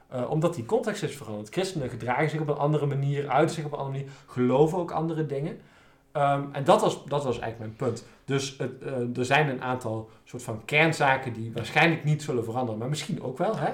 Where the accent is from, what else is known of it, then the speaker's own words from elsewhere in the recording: Nijmegen, Gelderland, Netherlands; ik kom uit Nijmegen en zijn we van de Waal.